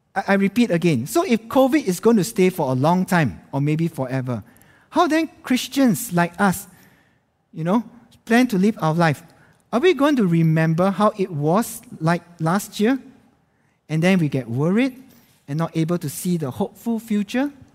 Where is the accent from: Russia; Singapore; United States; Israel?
Singapore; moved away as an adult; now in Jakarta, Indonesia; as a Singaporean